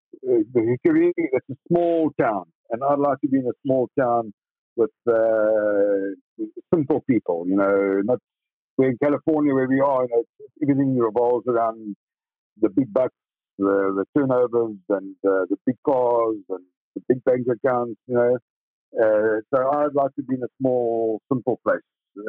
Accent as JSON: {"language": "English", "country": "South Africa", "moved": "as an adult", "lives_now": "United States", "said": "I'm a South African. I love South Africa. Always will. And I'm in America because I want to be with my family"}